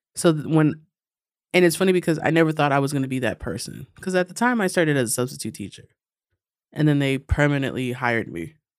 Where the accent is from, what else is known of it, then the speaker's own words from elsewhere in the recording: New York City, New York, United States; I'm from, uh, Astoria, Long Island City